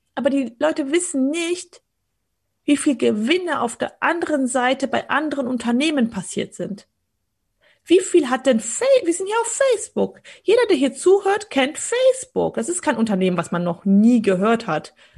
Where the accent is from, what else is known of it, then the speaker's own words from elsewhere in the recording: Poland; also ich bin in Polen geboren